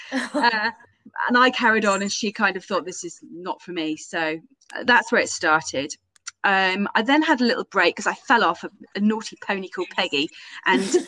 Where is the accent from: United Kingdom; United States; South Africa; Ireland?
United Kingdom; Camborne, South West England; I am from Camborne, so kind of West Cornwall.